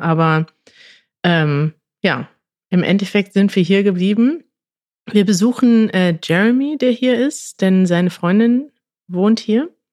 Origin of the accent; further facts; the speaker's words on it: Münster, North Rhine-Westphalia, Germany; als Münsteraner